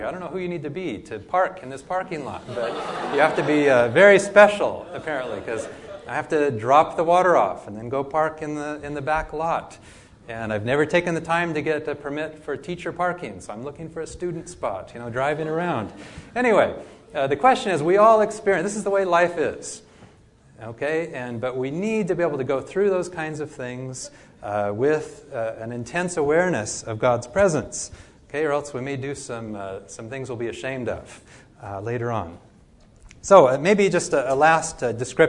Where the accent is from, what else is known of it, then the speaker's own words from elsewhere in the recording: Oregon, United States; I grew up in Oregon